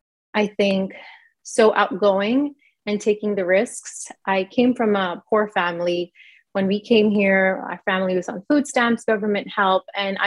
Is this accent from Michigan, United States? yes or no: no; New York, United States; also born or lived in India; Yeah, I was born in India. I came to the United States in New York when I was about 1 year old.